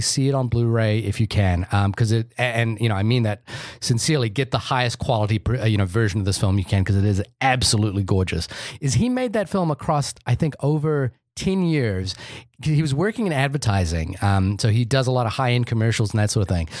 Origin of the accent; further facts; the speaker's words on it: India; I'm Indian